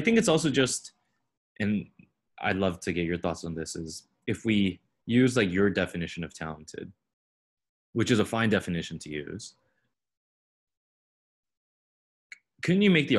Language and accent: English; Fremont, California, United States; I was from Fremont. And even back when I was growing up, Fremont wasn't as great as it is now.